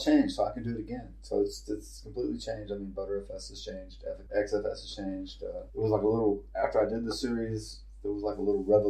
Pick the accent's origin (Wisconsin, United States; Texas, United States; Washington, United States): Texas, United States; I'm a Texan.